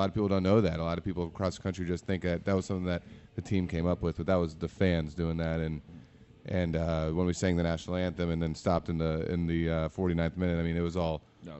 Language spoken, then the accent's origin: English; Orlando, Florida, United States; I was born and raised in Orlando